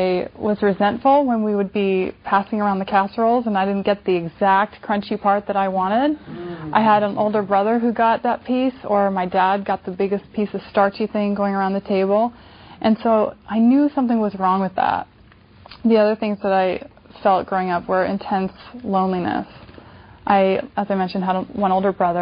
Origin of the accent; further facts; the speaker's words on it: California, United States; when I was a kid growing up in California, being a little bit overweight